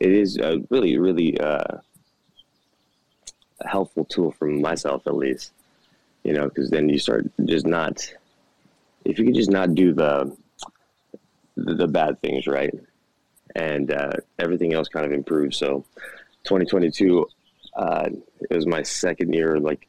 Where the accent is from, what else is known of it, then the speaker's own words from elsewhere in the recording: Hawaii, United States; I'm from Hawaii